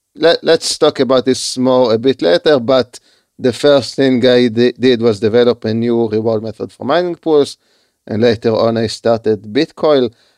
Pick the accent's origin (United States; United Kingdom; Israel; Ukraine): Israel; Haifa, Haifa District; I live in Israel. I was I was I was born in Haifa